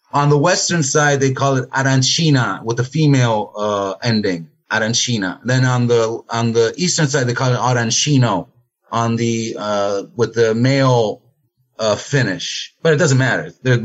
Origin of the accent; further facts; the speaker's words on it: Naples, Campania, Italy; moved away as an adult; now in Marsala, Italy; I'm Italian. I'm from Napoli. But Southern Italian boy wants to always stay in the southern area.